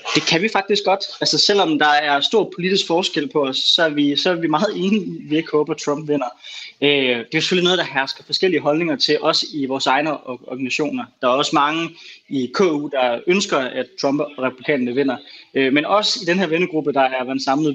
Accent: Denmark; som dansker

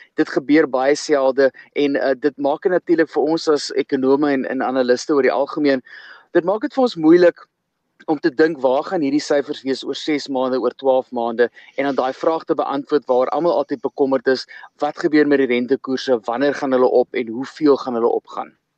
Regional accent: South Africa; vir ons as Suid-Afrikaners

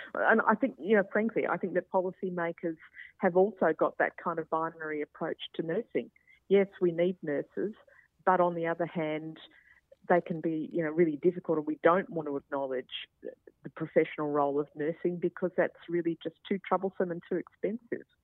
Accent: Queensland, Australia; I'm a Queenslander

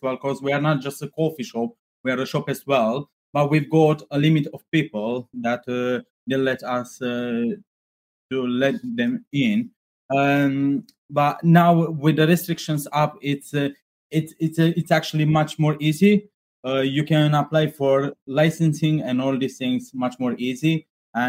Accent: Transylvania, Romania; now in Glasgow, United Kingdom; we're from Transylvania

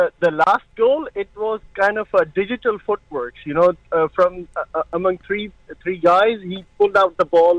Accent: Saudi Arabia; moved away as an adult; now in United Arab Emirates; I grew up in Saudi. My kid's born there. I got married there.

